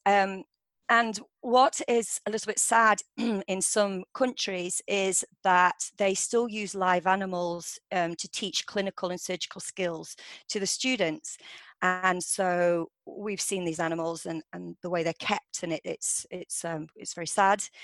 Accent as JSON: {"language": "English", "area": "Derbyshire", "region": "East Midlands", "country": "United Kingdom", "tie": "born or raised there", "also_born_or_lived": "Paris / Edinburgh", "moved": "as an adult", "said": "i grew up in Derbyshire"}